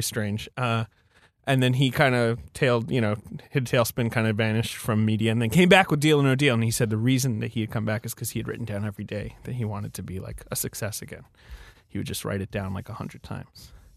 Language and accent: English; United Kingdom; moved away; I'm from, I grew up in Britain